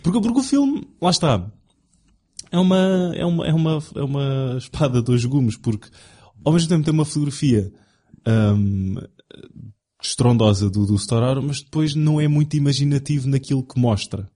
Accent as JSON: {"language": "Portuguese", "country": "Portugal", "accent": "European Portuguese"}